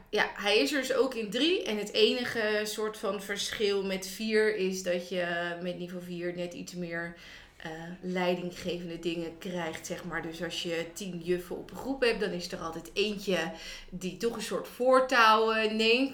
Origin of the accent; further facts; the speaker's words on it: Noordwijk, South Holland, Netherlands; ik kom oorspronkelijk uit Noordwijk